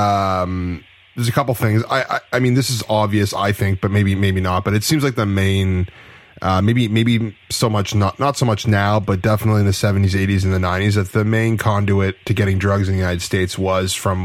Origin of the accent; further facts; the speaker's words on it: Canada; I'm from Canada up north there